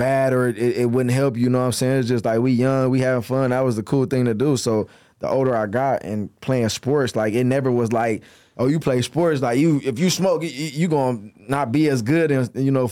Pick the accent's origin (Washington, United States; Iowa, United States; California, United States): California, United States; Los Angeles; being raised from here and growing up here